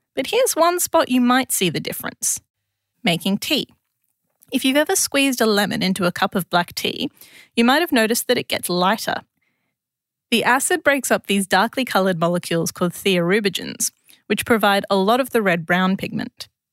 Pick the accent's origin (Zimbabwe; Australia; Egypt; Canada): Australia; Adelaide, South Australia; moved away as an adult; now in Canberra, Australia; as a South Australian